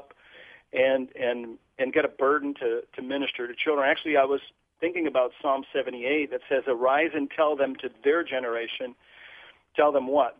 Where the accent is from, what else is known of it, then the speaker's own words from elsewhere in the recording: Portugal; moved away as an adult; also born or lived in Vermont; now in United States; I'm from Europe. I was born and raised in Portugal